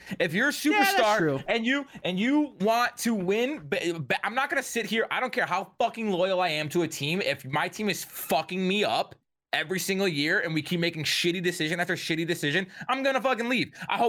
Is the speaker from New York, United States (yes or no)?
no; Detroit, Michigan, United States; I'm from the suburbs of Detroit.